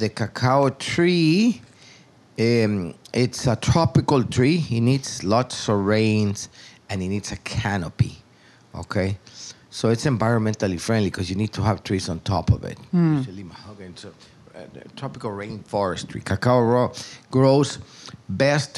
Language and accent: English; Tegucigalpa, Francisco Morazán, Honduras; moved away as an adult; now in Roatan, Honduras; I was born in Tegucigalpa, which is the capital of Honduras, many years ago.